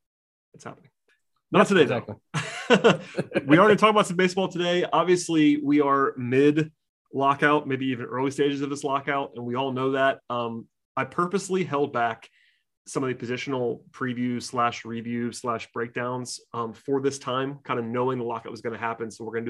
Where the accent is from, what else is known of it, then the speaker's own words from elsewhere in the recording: outside of Atlanta, Georgia, United States; people know that I grew up outside of Atlanta. I grew up firmly in UGA country